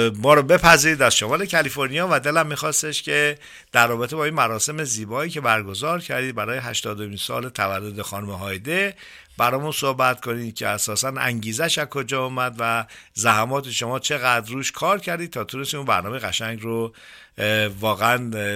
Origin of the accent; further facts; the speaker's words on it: Iran; also born or lived in Northern California; now in California, United States; اینقدر افتخار میکنم به عنوان یک ایرانی